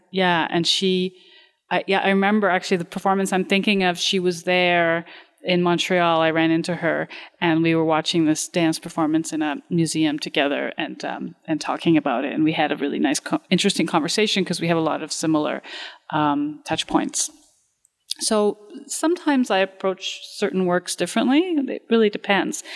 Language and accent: English; Romania; moved away; I come from Romania